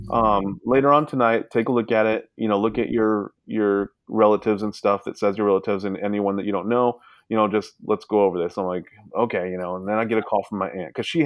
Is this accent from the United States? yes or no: yes; Sacramento, California, United States; I'm from Sac, you know, I was born in Sacramento